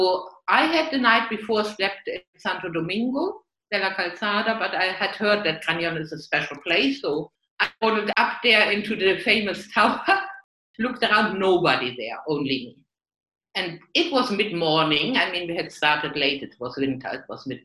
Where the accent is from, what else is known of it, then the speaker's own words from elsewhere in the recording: Germany; English is a second language; moved away as an adult; now in Spain; From my accent, you can guess that I'm not a native English speaker, so I'm German by birth